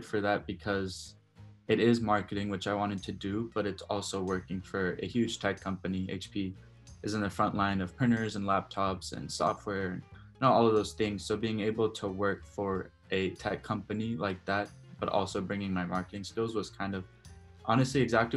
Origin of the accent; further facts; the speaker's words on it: Dallas, Texas, United States; I'm from Dallas